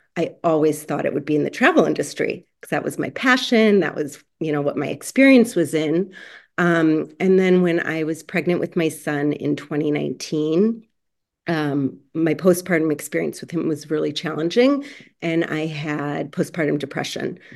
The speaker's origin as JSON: {"language": "English", "town": "Chicago", "region": "Illinois", "country": "United States", "moved": "as an adult", "lives_now": "Los Angeles, United States", "said": "originally from Chicago, but now living in Los Angeles."}